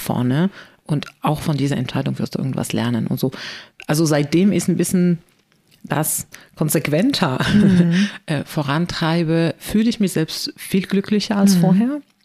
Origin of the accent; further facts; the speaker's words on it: Morocco; German is a second language; moved away as an adult; also born or lived in Spain / China; now in Germany; ich bin ja in Marokko geboren und mhm. aufgewachsen.